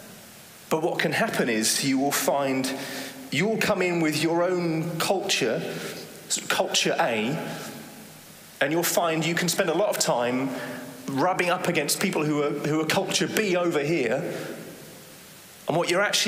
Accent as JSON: {"language": "English", "region": "England", "country": "United Kingdom", "moved": "as an adult", "lives_now": "Netherlands", "said": "I'm from England"}